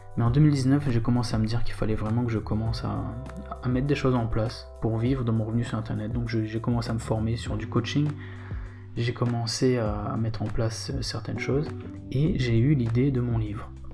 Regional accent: Réunion; moved away as an adult; also born or lived in Bitche, Moselle, France; J'ai grandi sur l'île de la Réunion

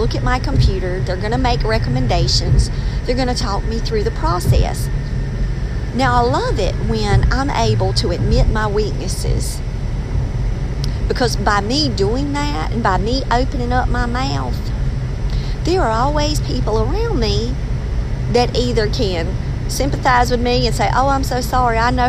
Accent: North Carolina, United States; accent: North Carolina; I sound like I'm from North Carolina

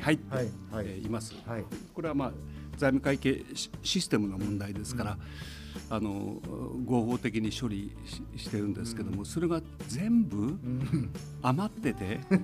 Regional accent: Tomakomai, Hokkaido, Japan; 私も苫小牧生まれ苫小牧育ちでありますので

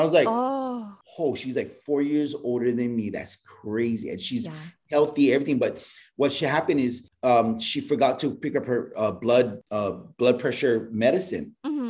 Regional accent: Hawaii, United States; I'm Hawaiian.

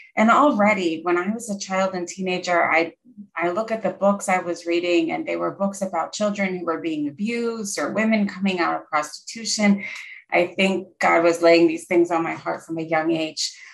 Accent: Pennsylvania, United States; I grew up in Pennsylvania in the USA. We're in the Northeast, and I lived about one hour north of Philadelphia

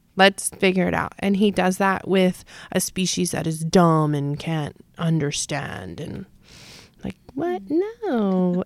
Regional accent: North Carolina, United States; moved away as an adult; also born or lived in Hilo, Hawaii; now in San Antonio, United States; I grew up in North Carolina till I was eighteen

